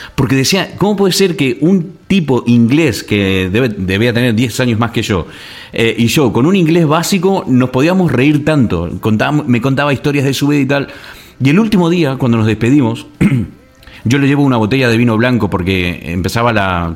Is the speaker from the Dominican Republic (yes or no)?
no; Argentina; moved away as an adult; also born or lived in La Gomera, Canary Islands / England; Soy de Argentina